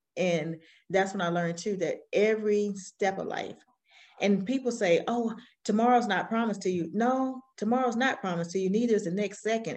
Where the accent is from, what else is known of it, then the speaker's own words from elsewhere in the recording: Alabama, United States; accent: country accent; now in South Carolina, United States; I'm raised, I'm raised from Alabama, the South